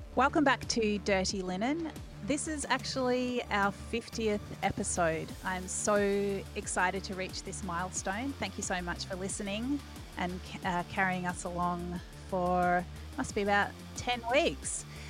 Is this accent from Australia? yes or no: yes; Australia; growing up in Australia